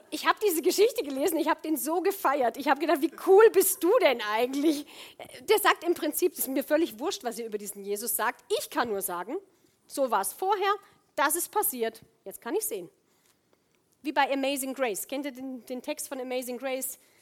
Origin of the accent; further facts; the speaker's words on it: Rhineland, Germany; moved away as an adult; ich komme aus dem Rheinland ursprünglich, bin schon ewig weg